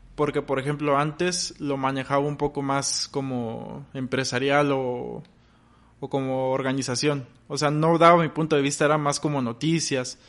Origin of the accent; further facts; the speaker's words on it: Ciudad Victoria, Tamaulipas, Mexico; moved away as an adult; now in Monterrey, Mexico; radico aquí en Monterrey, pero yo nací en Victoria, Tamaulipas. Allá, pues allá crecí